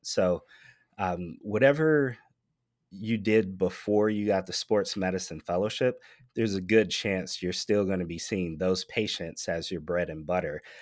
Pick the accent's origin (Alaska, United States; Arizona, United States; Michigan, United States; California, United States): Michigan, United States; now in Nevada, United States; Michigan, my home state